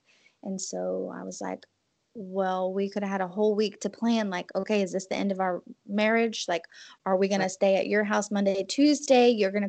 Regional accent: New Orleans, Louisiana, United States; I think there's a sense of humor when you are born and raised in New Orleans that maybe outsiders don't understand.

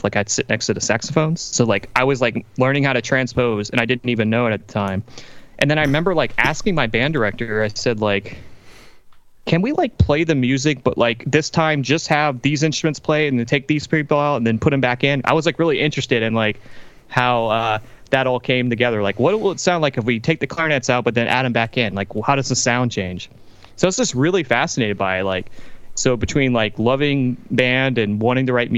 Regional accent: Louisiana, United States; I grew up in Louisiana, southern United States, in the kind of the Cajun part of the state.

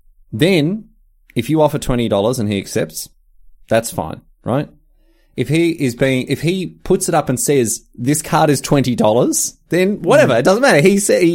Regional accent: Australia; I offered $20 Australian because we're Australian.

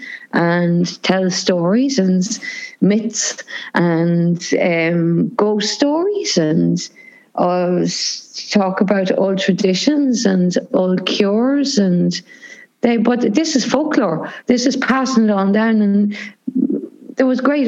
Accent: Cavan, Ulster, Ireland; a lot of the music that I grew up listening to in Cavan would have been American music

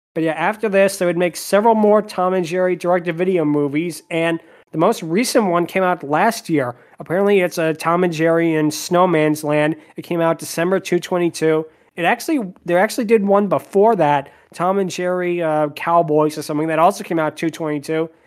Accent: Spain; I'm from Spain.

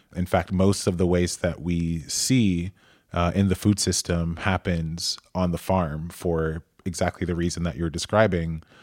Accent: Atlanta, Georgia, United States; I'm from Atlanta

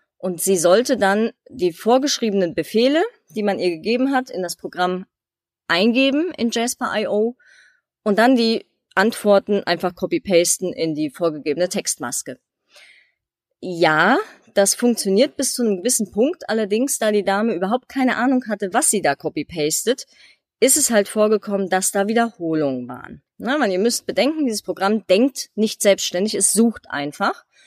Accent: Germany; für mich als Deutsche

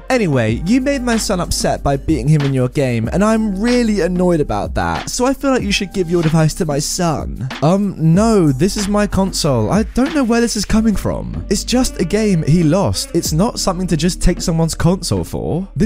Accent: Australia; By the way, I'm Australian, so you might see that some words are spelt different, like mum is spelt mum here. Keep in mind too, tasers are illegal in Australia

